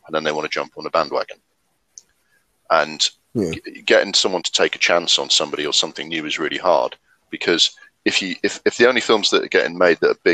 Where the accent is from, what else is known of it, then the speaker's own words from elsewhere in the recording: Sunderland, North East England, United Kingdom; my hometown, Sunderland